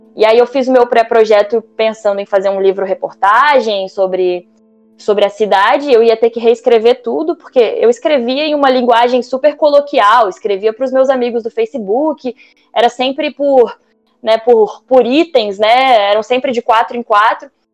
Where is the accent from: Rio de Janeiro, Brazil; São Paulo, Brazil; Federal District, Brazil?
Federal District, Brazil; Brasília; sou de Brasília